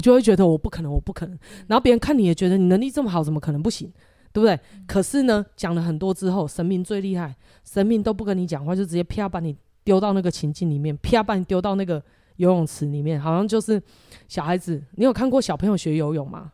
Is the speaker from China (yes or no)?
no; Taiwan; 我们台湾又没办法自产这些东西，可是在台湾要什么有什么